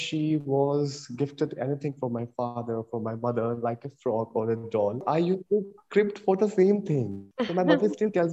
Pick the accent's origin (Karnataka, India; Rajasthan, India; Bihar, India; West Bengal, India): Rajasthan, India; Jaipur; now in Gurgaon, India; I'm basically from Jaipur, Rajasthan, but now I'm settled in Gurgaon, Delhi, NCR.